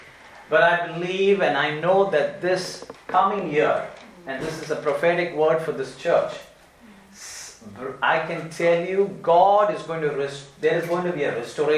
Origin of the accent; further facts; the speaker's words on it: India; also born or lived in Kuwait; during the Gulf War, I was a little child, and I'm from India, and so we had to leave Kuwait to go back to our home country by flight.